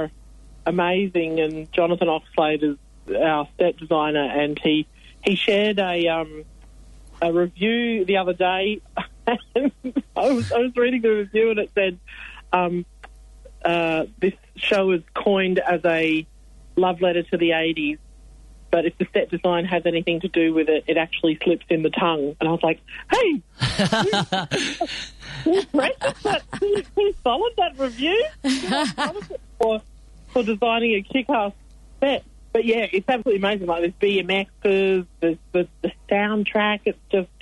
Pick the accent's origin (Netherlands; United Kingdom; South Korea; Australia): Australia; South Australia; moved away as an adult; now in Melbourne, Australia; I don't originally come from Melbourne. I come from South Australia. I grew up in South Australia